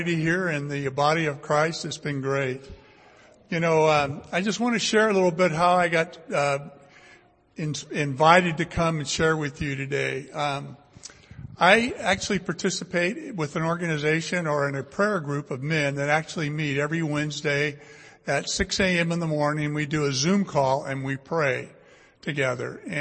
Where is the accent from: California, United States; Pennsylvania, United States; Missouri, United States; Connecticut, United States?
California, United States; Fresno; I was born and raised here in Fresno, went to Bullard High School, graduated from Fresno State